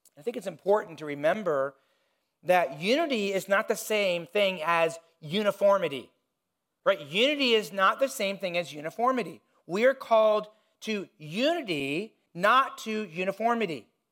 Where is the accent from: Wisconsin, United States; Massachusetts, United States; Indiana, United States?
Indiana, United States; I grew up in Indiana